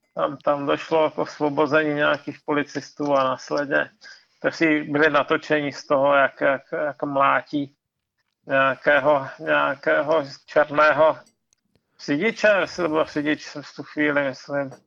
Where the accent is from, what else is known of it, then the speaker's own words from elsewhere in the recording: Ostrava region, Moravian-Silesian Region, Czechia; vyrostl jsem, vyrostl jsem na Ostravsku